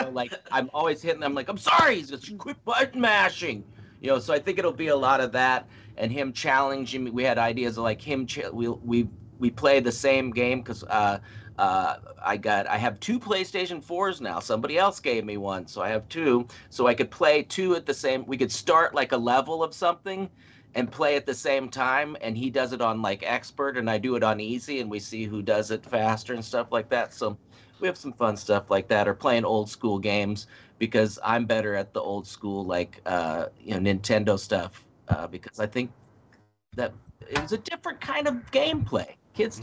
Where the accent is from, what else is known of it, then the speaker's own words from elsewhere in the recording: Nebraska, United States; moved away; my friend Brent, uh, that uh, I grew up with in Nebraska, best friend from Nebraska